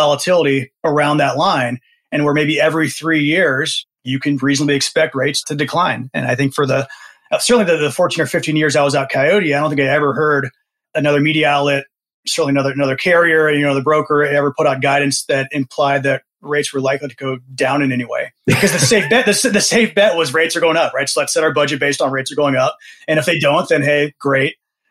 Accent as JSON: {"language": "English", "area": "D.C.", "region": "East Coast", "country": "United States", "tie": "born or raised there", "said": "I grew up on the East Coast, right outside of Washington, D.C."}